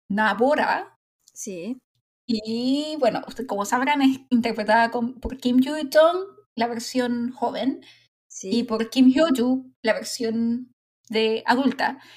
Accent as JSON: {"language": "Spanish", "country": "Chile"}